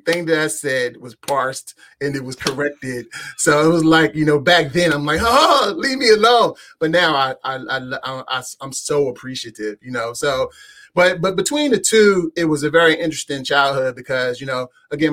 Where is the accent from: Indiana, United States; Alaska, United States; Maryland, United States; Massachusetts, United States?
Maryland, United States; Prince George's County; moved away as an adult; now in Manassas, United States; I was actually born in Prince George's County, Maryland, closer to College Park, Maryland, home of the Terps.